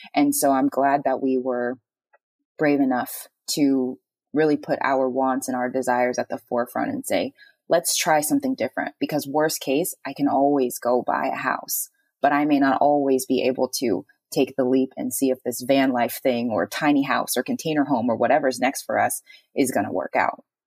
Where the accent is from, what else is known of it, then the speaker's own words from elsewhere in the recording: Texas, United States; moved away; I'm from Texas